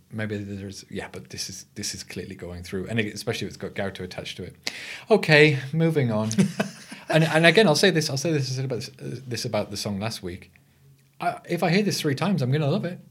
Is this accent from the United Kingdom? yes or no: yes; England, United Kingdom; I'm your English host